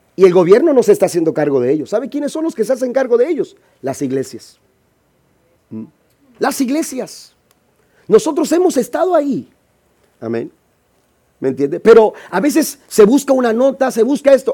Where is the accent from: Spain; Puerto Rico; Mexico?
Mexico; yo soy de México.